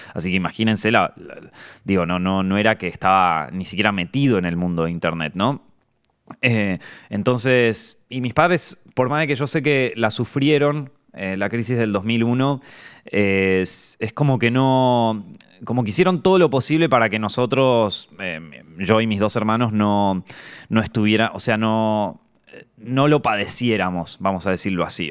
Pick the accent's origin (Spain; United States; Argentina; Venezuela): Argentina; moved away as an adult; me fui de Argentina